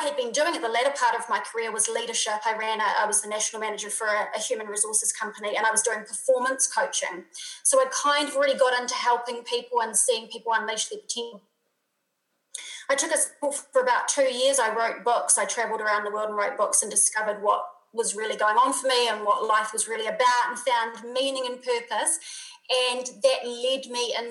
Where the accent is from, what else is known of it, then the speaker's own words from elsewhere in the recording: New Zealand; now in Europe; I'm obviously a Kiwi from New Zealand, but most of my community is international. I live in Europe now.